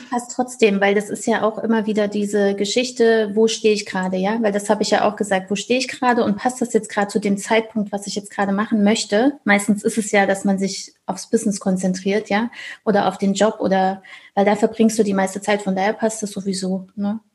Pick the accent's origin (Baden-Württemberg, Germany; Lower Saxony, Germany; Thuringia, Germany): Thuringia, Germany; Ich komme aus Thüringen in Deutschland